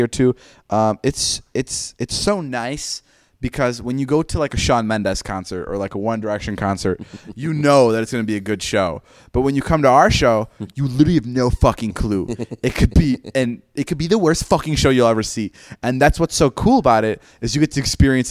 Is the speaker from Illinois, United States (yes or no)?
yes; Chicago, Illinois, United States; Chicago's my hometown